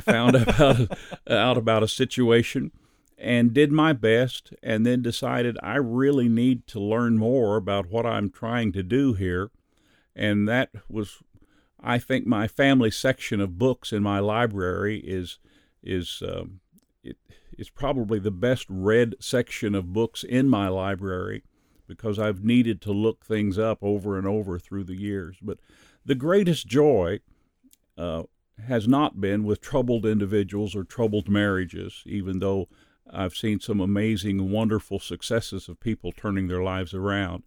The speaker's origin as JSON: {"language": "English", "region": "Missouri", "country": "United States", "tie": "born or raised there", "also_born_or_lived": "Sacramento, California", "moved": "as an adult", "said": "I was born and raised in Missouri"}